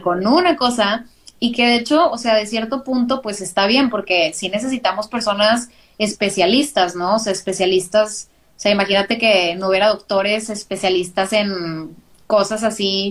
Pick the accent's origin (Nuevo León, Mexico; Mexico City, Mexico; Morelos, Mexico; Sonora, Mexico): Nuevo León, Mexico; Monterrey; soy de Monterrey, Nuevo León, de ahí, por acá del norte, si habla, si notan que hablo medio extraño es por eso